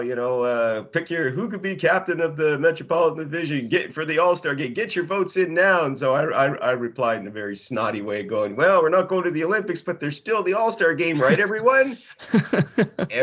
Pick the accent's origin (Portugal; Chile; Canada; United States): Canada; being the Canadian